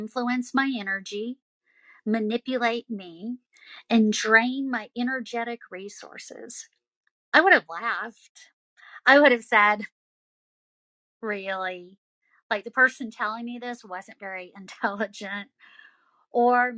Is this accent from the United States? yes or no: yes; the South, United States; I'm from the South